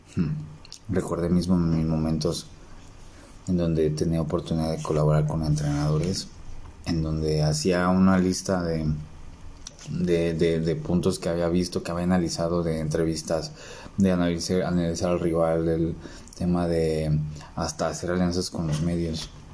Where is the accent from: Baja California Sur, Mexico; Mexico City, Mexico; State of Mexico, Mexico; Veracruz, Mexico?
Mexico City, Mexico; como buen chilango